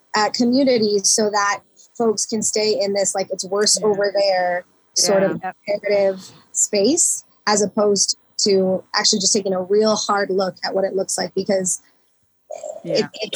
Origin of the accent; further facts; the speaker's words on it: Philippines; even as Filipino people or dark skinned Asians, you know, the last time I was in the Philippines